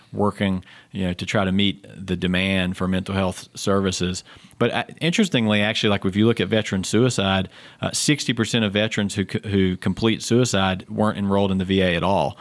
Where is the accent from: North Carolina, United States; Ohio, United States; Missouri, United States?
North Carolina, United States; Fayetteville; also born or lived in Baltimore / Boston / Durham, North Carolina; now in Charlotte, United States; I grew up in southeastern North Carolina, uh, if you can't tell by my accent